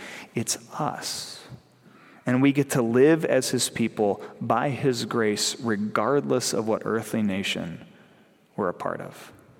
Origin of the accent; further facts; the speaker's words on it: United States; We have a tendency as North American Christians